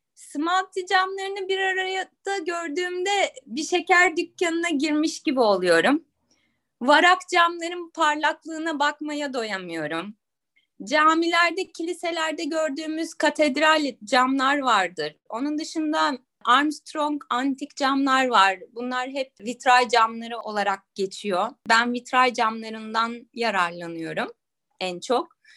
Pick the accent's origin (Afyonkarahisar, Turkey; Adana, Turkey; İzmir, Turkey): İzmir, Turkey; also born or lived in Istanbul / United States; doğduğum yer İzmir'e döndüm.